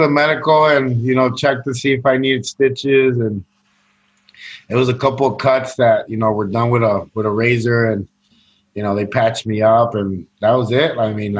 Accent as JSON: {"language": "English", "town": "Chicago", "region": "Illinois", "country": "United States", "tie": "born or raised there", "said": "I, I grew up in Chicago, um, Latino neighborhood, uh, Mexican uh, neighborhood"}